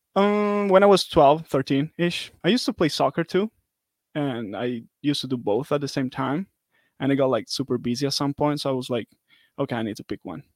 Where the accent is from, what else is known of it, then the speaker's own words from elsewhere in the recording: Italy; moved away as an adult; now in United States; I'm from Italy